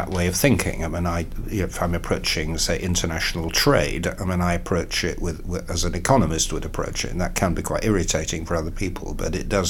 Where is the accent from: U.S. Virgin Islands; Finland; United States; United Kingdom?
United Kingdom; York, Yorkshire and the Humber; moved away; I did in the 80s stand twice in York, which is my hometown